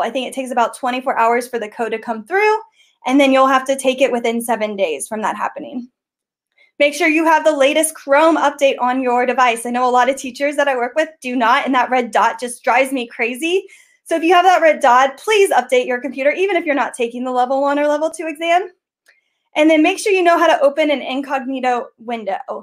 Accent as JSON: {"language": "English", "region": "Ohio", "country": "United States", "said": "I am from Ohio. I am the GEG co leader with Eric Kurtz for Ohio"}